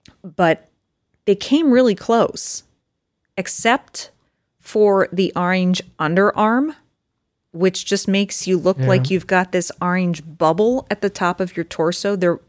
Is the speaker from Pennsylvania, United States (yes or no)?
yes; Pennsylvania, United States; Growing up in Eastern Pennsylvania, this makes me think at first glance, it's too, as you say, Ranger-esque.